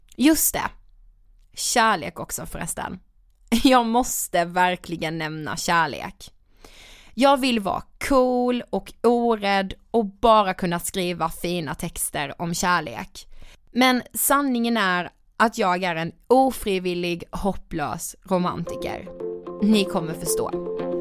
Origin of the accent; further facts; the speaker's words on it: Karlshamn, Blekinge, Sweden; now in Stockholm, Sweden; Jag kommer från Karlshamn i Blekinge, men är bosatt i Stockholm